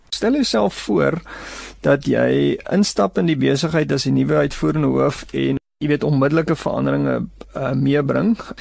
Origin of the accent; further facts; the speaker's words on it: South Africa; onsself as Suid-Afrikaners